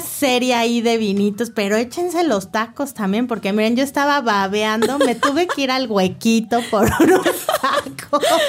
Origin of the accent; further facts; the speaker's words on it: Mexico; obviamente somos mexicanos